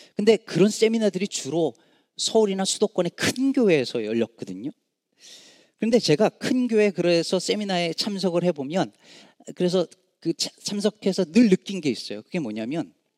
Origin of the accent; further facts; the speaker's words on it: Jecheon, North Chungcheong, South Korea; moved away; also born or lived in Daejeon; 제가 그 어, 중국 제천 시골 출신이잖아요